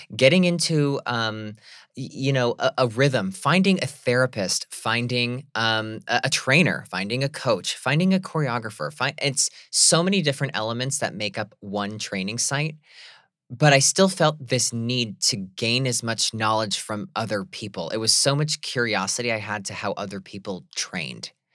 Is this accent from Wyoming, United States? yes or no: no; Scranton, Pennsylvania, United States; I remember being that young gay kid from Scranton, Pennsylvania, who felt like I was an alien in my hometown